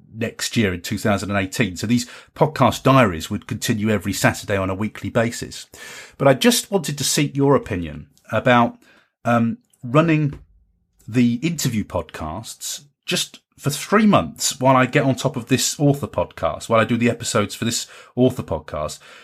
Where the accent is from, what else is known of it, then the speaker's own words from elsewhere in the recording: Carlisle, North West England, United Kingdom; in Carlisle, in my hometown